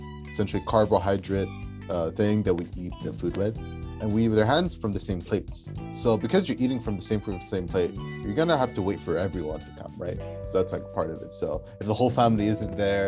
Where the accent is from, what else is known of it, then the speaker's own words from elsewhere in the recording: Sudan; moved away; I'm from Sudan.